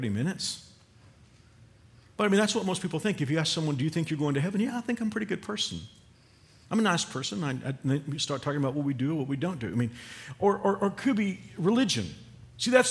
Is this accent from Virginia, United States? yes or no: no; Fort Worth, Texas, United States; moved away; we'll typically go to Fort Worth, our hometown